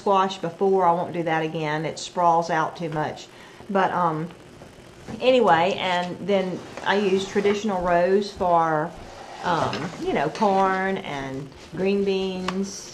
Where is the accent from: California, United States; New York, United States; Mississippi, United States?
Mississippi, United States; Brookhaven; we're from Brookhaven